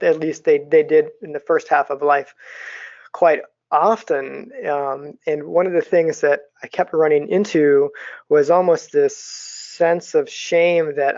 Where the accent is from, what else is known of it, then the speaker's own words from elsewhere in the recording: United States; as American dreamers